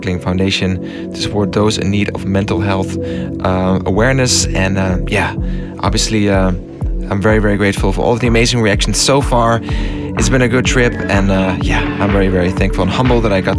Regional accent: Netherlands; my home country

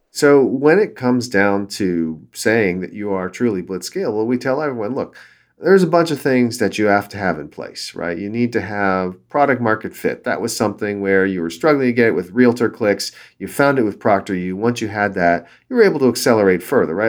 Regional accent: Southern California, United States; I grew up in Southern California and then moved up north to go to school at Stanford

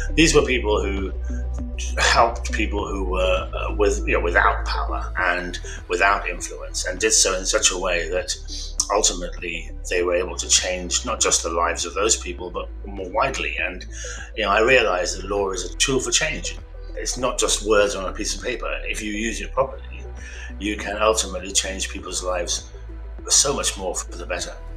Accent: Birmingham, West Midlands, United Kingdom; I'm a son of an immigrant. They came here from uh, northern Pakistan uh, to seek opportunities for their children, and I was born in Birmingham

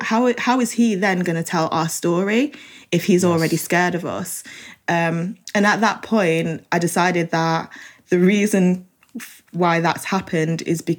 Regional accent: Manchester, North West England, United Kingdom; I growing up in Manchester and having been welcomed into the community

